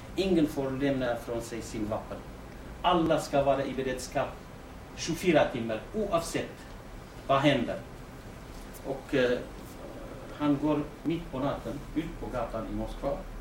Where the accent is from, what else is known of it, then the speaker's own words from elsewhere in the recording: Rawanduz, Kurdistan Region, Iraq; Swedish is a second language; now in Eskilstuna, Sweden; jag är från Rawandus.